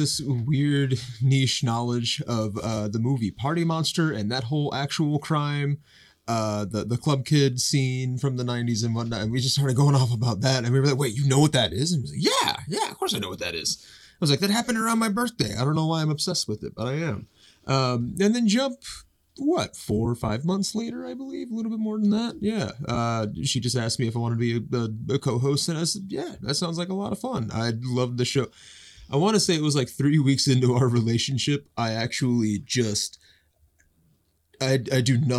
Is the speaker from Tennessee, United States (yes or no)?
yes; Nashville, Tennessee, United States; now in Olympia, United States; Originally from Nashville, Tennessee. To keep a long story short, Nashville to Ohio, got some family out there